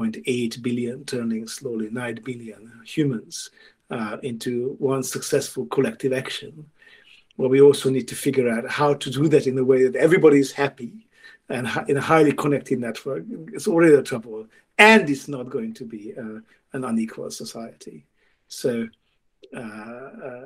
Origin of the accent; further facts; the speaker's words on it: Hungary; now in England, United Kingdom; I grew up in Hungary, where it was okay to not to like classical music without it being a signal, and now I live in England